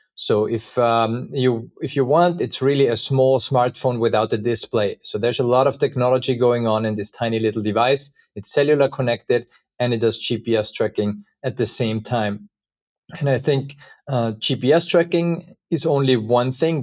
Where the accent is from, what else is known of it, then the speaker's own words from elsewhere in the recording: Austria; moved away as an adult; also born or lived in United States; I was actually, uh, born and raised in Austria